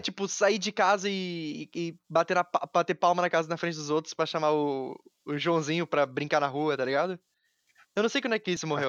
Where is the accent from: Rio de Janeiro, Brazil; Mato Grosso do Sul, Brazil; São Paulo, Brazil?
São Paulo, Brazil; Taubaté; Nós dois estamos de Taubaté. E Sim. quando a gente tava crescendo, pelo menos Taubaté não era uma cidade grande